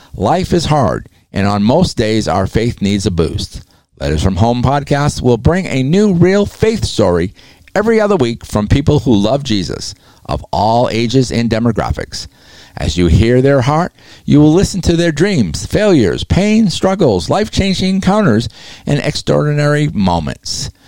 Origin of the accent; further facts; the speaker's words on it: New England, United States; I'm from New England